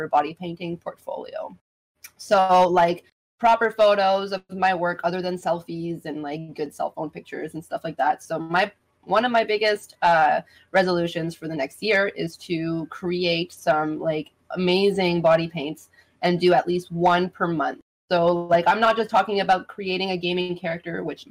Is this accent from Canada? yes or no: yes; Canada; that's the joys of being Canadian